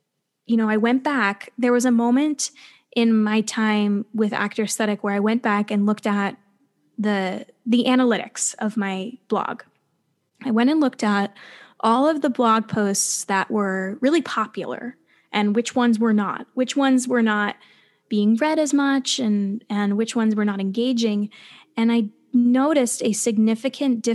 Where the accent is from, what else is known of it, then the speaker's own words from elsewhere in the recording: New Jersey, United States; I grew up in New Jersey, which is only a 40-minute train ride away from New York